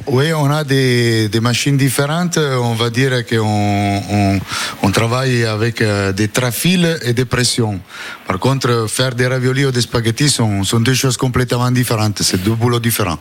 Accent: Italy; French is a second language; moved away; je suis italien

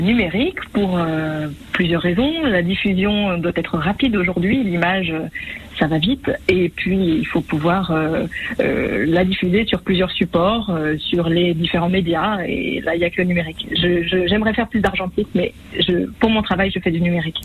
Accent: Savoie, Auvergne-Rhône-Alpes, France; j'ai grandi en Savoie

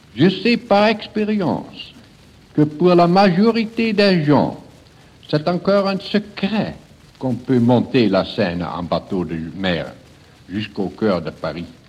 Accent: Rotterdam, South Holland, Netherlands; chez nous, à Rotterdam

